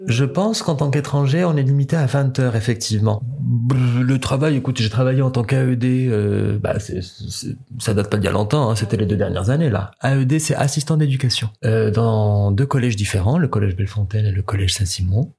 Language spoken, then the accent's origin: French; Morocco; moved away as an adult; now in Toulouse, France; j'ai 26 ans, et je suis marocain.